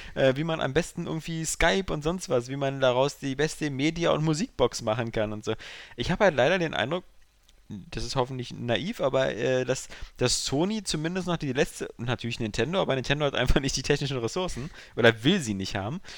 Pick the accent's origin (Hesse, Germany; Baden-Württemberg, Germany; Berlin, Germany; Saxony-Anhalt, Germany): Berlin, Germany; ich bin aus dem Westen, ich hier Westberliner